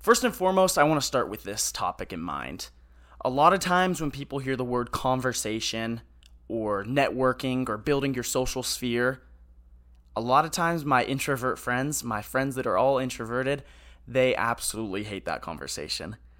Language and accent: English; Hemet, California, United States; I'm from Hemet, California.